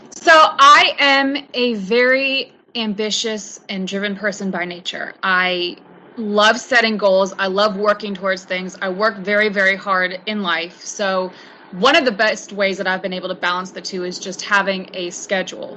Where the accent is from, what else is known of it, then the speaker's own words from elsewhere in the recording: Charlotte, North Carolina, United States; I'm from Charlotte, North Carolina, and I was lucky enough to be uh, brought up on a golf course